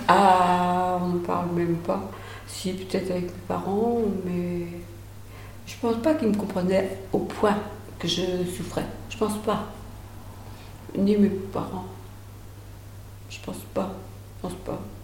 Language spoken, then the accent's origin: French; Angles, Pays de la Loire, France; also born or lived in Grues / Saint-Michel; Je suis née à Gru en 1945. Mes parents étaient bergers. Et ils ont changé plusieurs fois de maison, tout ça. J'ai fait ma scolarité à Angles